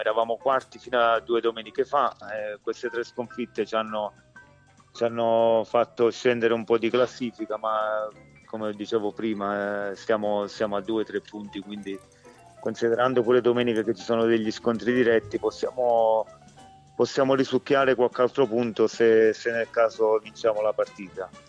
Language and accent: Italian; Eboli, Campania, Italy; io sono sono campano, sono di Eboli